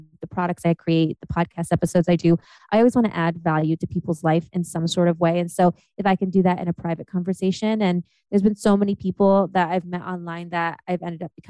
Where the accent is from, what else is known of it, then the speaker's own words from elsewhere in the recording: Ohio, United States; moved away; also born or lived in Germany; I'm from Ohio.